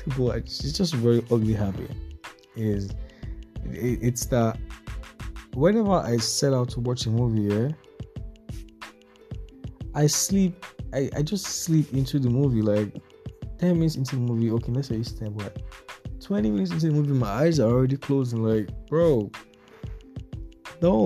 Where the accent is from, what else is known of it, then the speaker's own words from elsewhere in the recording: Nigeria; as a Nigerian